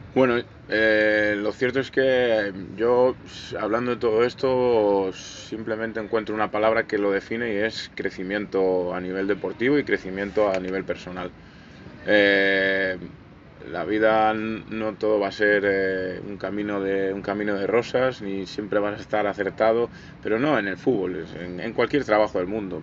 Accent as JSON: {"language": "Spanish", "region": "Galicia", "country": "Spain", "tie": "born or raised there", "moved": "yes", "lives_now": "Talavera de la Reina, Spain"}